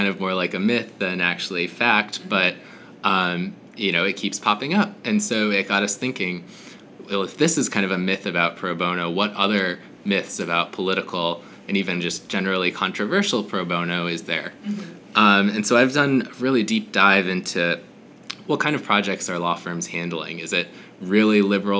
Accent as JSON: {"language": "English", "region": "Minnesota", "country": "United States", "said": "I'm from Minnesota originally"}